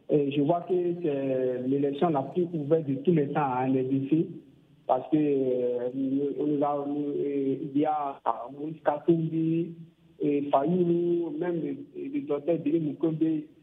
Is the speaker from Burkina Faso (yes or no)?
yes; Burkina Faso; chez moi au Burkina